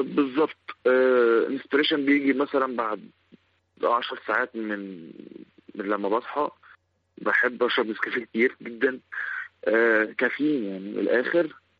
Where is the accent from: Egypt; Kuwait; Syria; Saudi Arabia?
Egypt; Sohag Governorate; احنا كلنا من سوهاج